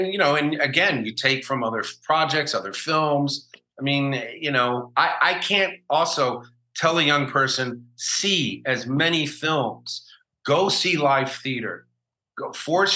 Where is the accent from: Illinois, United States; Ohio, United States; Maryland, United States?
Illinois, United States; Chicago; moved away as an adult; also born or lived in New York / Los Angeles; I was a kid growing up in Chicago